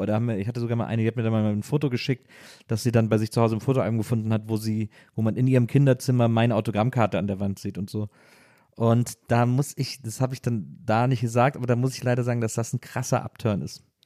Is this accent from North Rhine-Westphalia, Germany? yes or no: yes; Wesseling, North Rhine-Westphalia, Germany; bei uns in Wesseling mal Abi-Gag war am Gymnasium